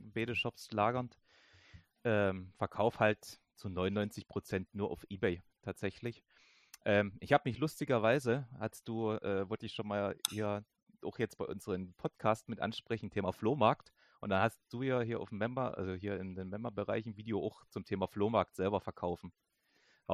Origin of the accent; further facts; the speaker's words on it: Germany; bei uns in Deutschland